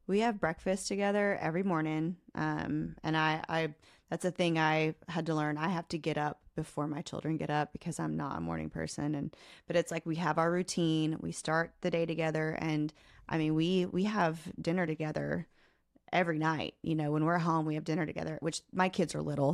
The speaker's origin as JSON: {"language": "English", "region": "Oklahoma", "country": "United States", "tie": "born or raised there", "said": "I grew up in a really small home, a, a really small town in Oklahoma"}